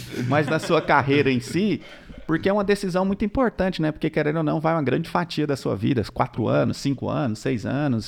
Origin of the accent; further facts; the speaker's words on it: interior of Goiás, Brazil; also born or lived in Goiânia / Tocantins; Eu sou do interior de Goiás e aí a gente já tinha mudado pra Goiânia.